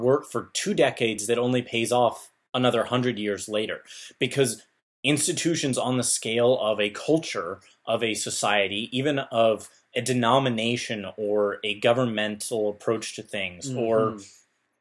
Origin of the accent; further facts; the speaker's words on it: United States; we Americans